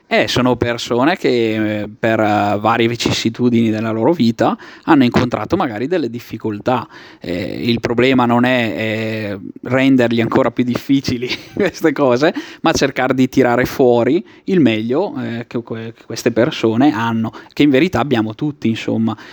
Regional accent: Travagliato, Lombardy, Italy; now in Brescia, Italy; sono di Travagliato

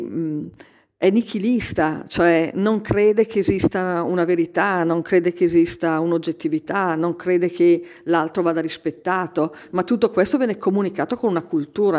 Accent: Alta Val Trompia, Lombardy, Italy; io vengo proprio dall'Alta Valtrompia

